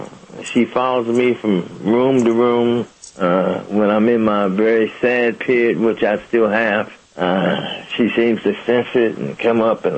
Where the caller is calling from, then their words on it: Pomona, California, United States; Pomona, California.